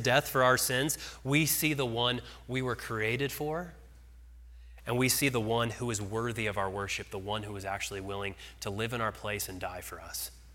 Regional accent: Arvada, Colorado, United States; moved away as an adult; also born or lived in Nashville, Tennessee; my wife and I are from Colorado. We grew up in Arvada, but we lived for six years in Nashville.

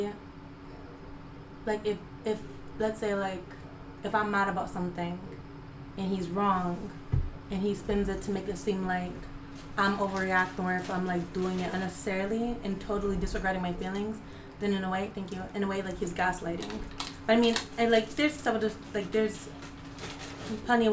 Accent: Connecticut, United States; also born or lived in Jamaica; I am from Connecticut, so I'm from the East Coast.

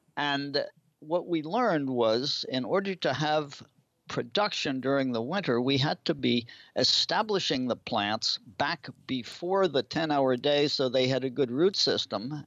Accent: New Jersey, United States; also born or lived in New England; now in Maine, United States; I was born and brought up in New Jersey, but I spent most of my life in New England

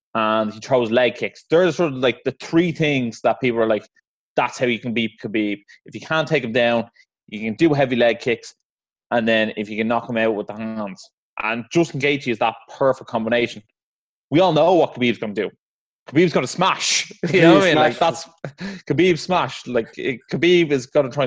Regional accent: Ireland; obviously being Irish

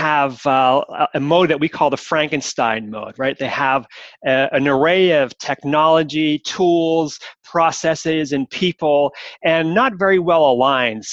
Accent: Montreal, Quebec, Canada; now in Switzerland; I'm Canadian from origin, so I am, and I'm from Montreal

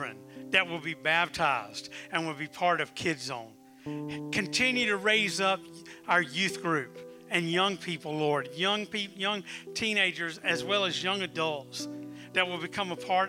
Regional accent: South Carolina, United States; When I was growing up in South Carolina

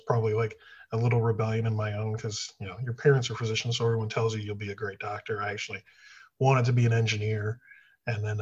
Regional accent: Toledo, Ohio, United States; now in Kentucky, United States; I am born and raised in Toledo, Ohio

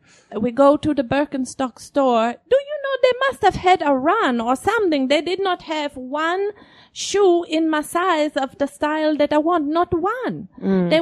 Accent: Germany; moved away; my trip home to Germany.

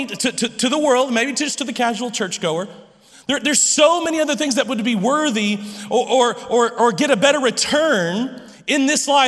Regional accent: Lubbock, Texas, United States; I'm from Lubbock

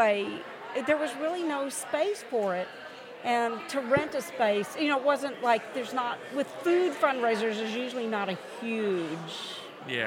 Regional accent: Louisiana, United States; moved away; I'm from Louisiana

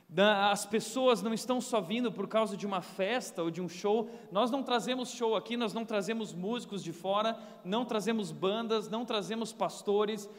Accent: Novo Hamburgo, Rio Grande do Sul, Brazil; eu nasci no Rio Grande do Sul e eu sou um gaúcho, mas um gaúcho macho. E eu nasci numa família cristã Desde cedo eu ia na minha igreja lá em Novo Hamburgo, numa cidade pequena, ah, uma igreja muito bíblica, muito séria, ensino, ensino, ensino, e eu cresci tanto ali.

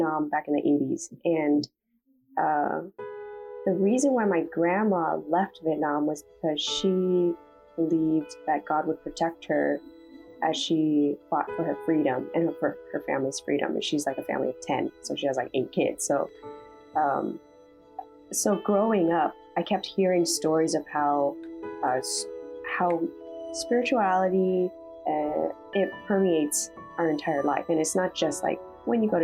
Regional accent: Seattle, Washington, United States; moved away as an adult; now in Toronto, Canada; I'm actually from Seattle, Washington, so I'm not from Toronto.

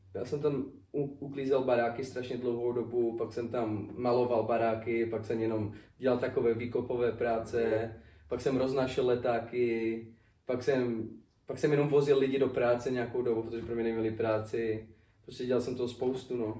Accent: Czechia; moved away as an adult; now in United States

